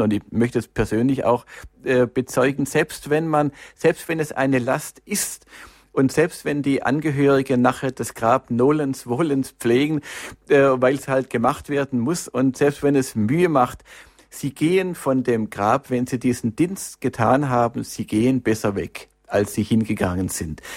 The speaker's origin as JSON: {"language": "German", "town": "Stuttgart", "region": "Baden-Württemberg", "country": "Germany", "tie": "born or raised there", "said": "in Stuttgart, in meiner Heimatstadt"}